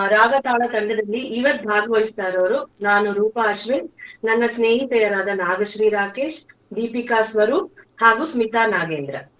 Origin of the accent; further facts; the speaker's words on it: Chikkamagaluru, Karnataka, India; ನಮ್ಮ ಊರಲ್ಲೇನೆ ಚಿಕ್ಕಮಗಳೂರಲ್ಲೇನೆ